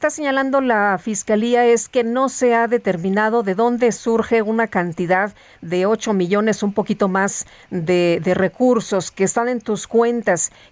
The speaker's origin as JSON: {"language": "Spanish", "town": "Perote", "region": "Veracruz", "country": "Mexico", "tie": "born or raised there", "said": "Soy mexicano, oriundo de Perote, Veracruz"}